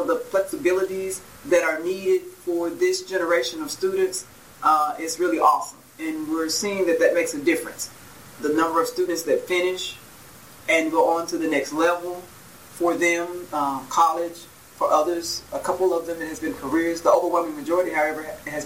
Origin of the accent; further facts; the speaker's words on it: Gary, Indiana, United States; moved away as an adult; I'm actually from Gary, Indiana. I grew up there